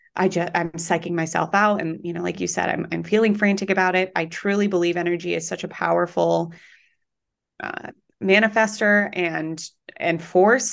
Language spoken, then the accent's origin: English; Colorado, United States; moved away as an adult; now in New York City, United States; I am from Colorado